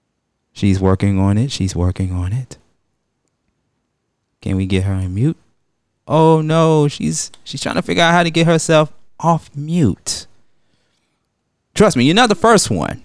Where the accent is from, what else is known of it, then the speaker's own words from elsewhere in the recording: United States; a person who was born here in America